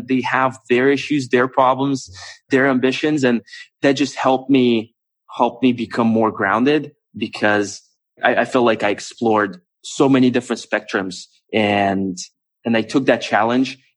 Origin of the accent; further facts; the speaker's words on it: Moscow, Russia; moved away as an adult; also born or lived in United States / California; I grew up in Moscow